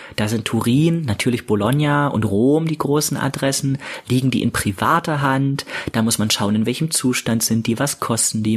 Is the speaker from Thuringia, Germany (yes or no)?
yes; Jena, Thuringia, Germany; in meiner Heimatstadt in Jena mein eigenes Filmfestival zu veranstalten